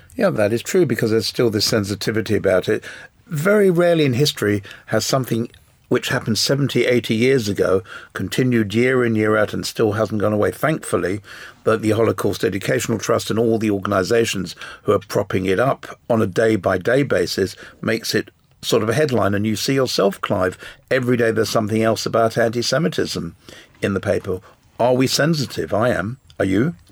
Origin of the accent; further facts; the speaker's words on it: England, United Kingdom; I was born in England